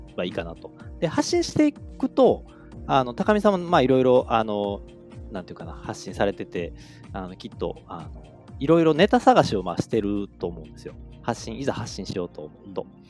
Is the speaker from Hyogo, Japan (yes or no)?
yes; Kobe, Hyogo, Japan; 生まれも育ちも神戸っ子ということで